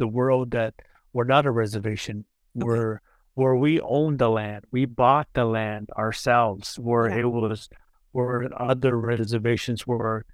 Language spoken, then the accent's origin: English; Meskwaki Indian Settlement, Iowa, United States; I come from the community called the Meskwaki Indian Settlement.